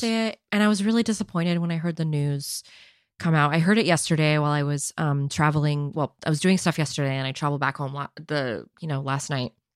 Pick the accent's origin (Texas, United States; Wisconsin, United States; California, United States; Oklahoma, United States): California, United States; San Jose; my birthplace of San Jose